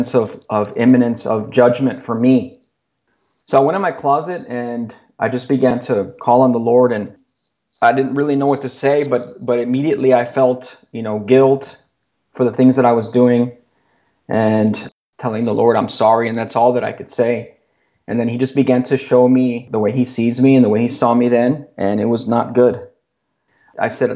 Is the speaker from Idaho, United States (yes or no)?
no; Laredo, Texas, United States; moved away as an adult; now in Austin, United States; friends that I grew up with in Laredo. There's a few of us here that moved from Laredo to Austin